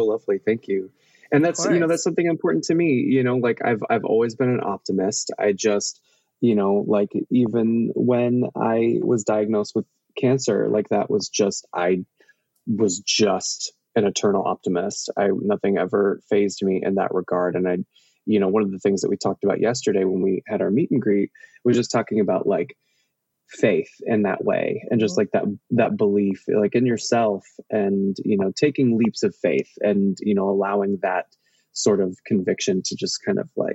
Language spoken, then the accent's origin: English; Oklahoma, United States; moved away as an adult; also born or lived in Michigan / Hawaii / Missouri / California; I was born in Michigan, lived in Hawaii and Missouri briefly, primarily raised in Oklahoma. I moved to California when I was 18 years old